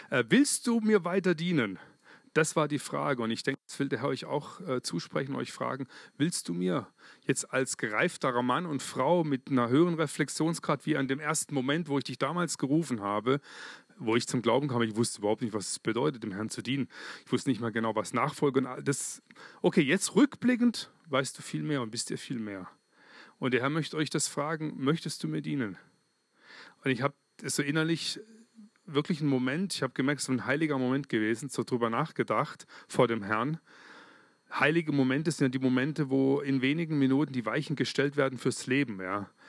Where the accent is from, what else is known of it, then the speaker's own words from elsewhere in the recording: Germany; Als Deutscher, und ich nehme jetzt mal die Schweizer mit rein, ich bin jetzt auch Schweizer, gell, gerade. Ich und Deutscher, ich möchte mich bedanken bei euch